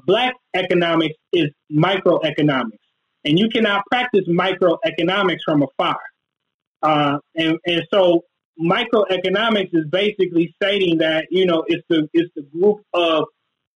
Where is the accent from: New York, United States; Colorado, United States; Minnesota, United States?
Minnesota, United States; Minneapolis; Near North, the hood where I grew up, is like 85% black.